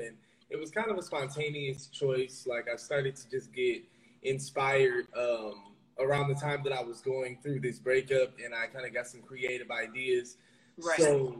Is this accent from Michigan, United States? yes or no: yes; Detroit, Michigan, United States; moved away as an adult; also born or lived in New York; now in Los Angeles, United States; So my experience growing up in Detroit was mainly school and sports.